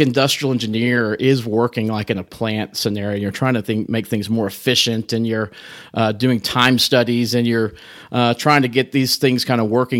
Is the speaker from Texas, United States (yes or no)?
yes; Amarillo, Texas, United States; also born or lived in Corpus Christi, Texas / Oklahoma City / Dallas; grew up here in Amarillo and, uh, went to high school here